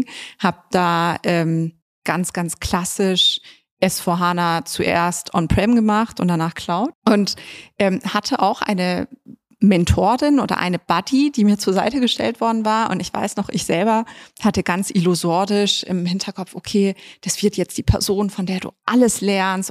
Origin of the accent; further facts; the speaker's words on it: Munich, Bavaria, Germany; ich bin ja in München geboren und dann im Westend aufgewachsen